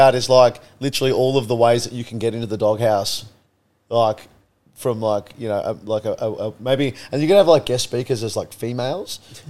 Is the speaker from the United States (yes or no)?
no; Australia; I love Australians. We're amazing people.